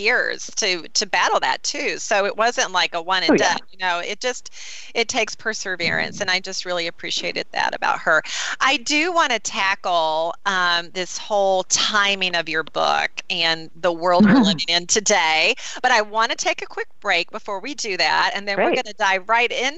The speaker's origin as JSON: {"language": "English", "region": "North Carolina", "country": "United States", "also_born_or_lived": "Charlotte, North Carolina", "said": "I'm from North Carolina"}